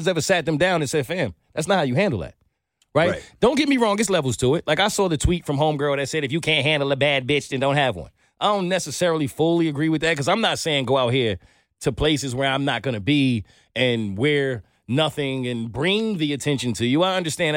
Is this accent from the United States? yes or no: yes; New York, United States; I'm from New York